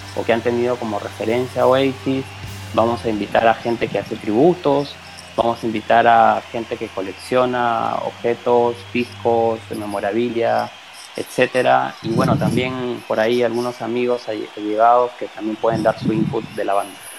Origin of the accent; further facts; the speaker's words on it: Peru; yo soy de Perú